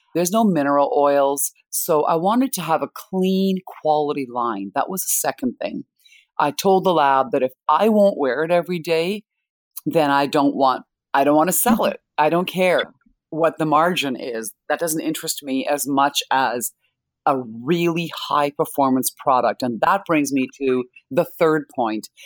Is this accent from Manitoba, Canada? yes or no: yes; Winnipeg, Manitoba, Canada; also born or lived in India; I was born in India, I was raised in Canada